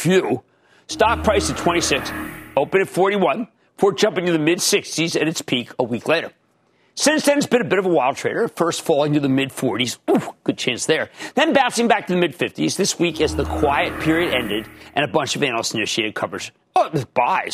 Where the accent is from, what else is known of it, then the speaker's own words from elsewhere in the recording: Pennsylvania, United States; moved away; also born or lived in New Jersey; In my home state of Pennsylvania